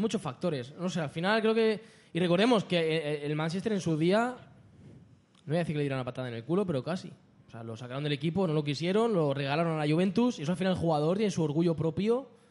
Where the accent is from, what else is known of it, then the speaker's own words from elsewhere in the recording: Barcelona, Catalonia, Spain; aquí en Barcelona tenemos la suerte. Los que somos de Barcelona podemos ir a la playa